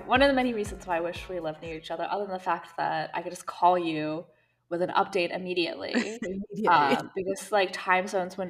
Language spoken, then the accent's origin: English; Saudi Arabia; We've mentioned many times that we grew up in Saudi, and so we wanted to focus on this region that's kind of special to us.